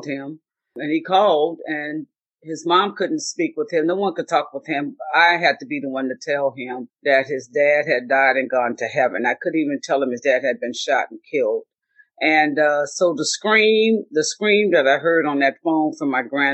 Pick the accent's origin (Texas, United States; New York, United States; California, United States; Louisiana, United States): Louisiana, United States; New Orleans; now in San Francisco, United States; I grew up in Jim Crow in New Orleans